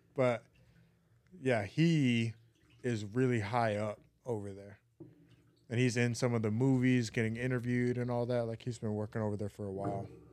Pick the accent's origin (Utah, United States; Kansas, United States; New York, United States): Utah, United States; Neola; where I grew up in Neola, Utah.